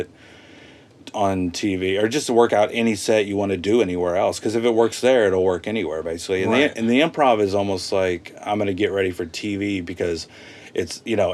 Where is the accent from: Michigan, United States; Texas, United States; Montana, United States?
Texas, United States; moved away as an adult; now in Los Angeles, United States; I'm from Texas